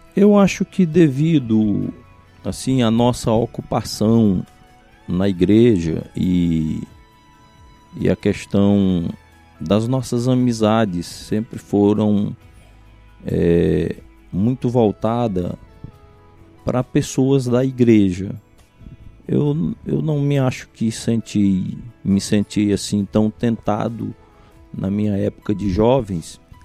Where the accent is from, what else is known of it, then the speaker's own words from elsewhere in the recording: Cariré, Ceará, Brazil; also born or lived in São Benedito / Carnaubal; Eu sou natural de São Benedito. Quando nasci, meu pai morava em Carnaubal, era pastor no Carnaubal. Uhum. E é, com cinco anos de idade aproximadamente, que a gente chegou no, no, no Cariré